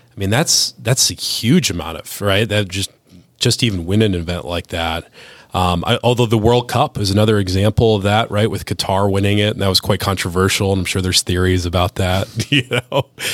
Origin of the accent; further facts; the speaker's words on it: Cleveland, Ohio, United States; moved away; I'm from Cleveland originally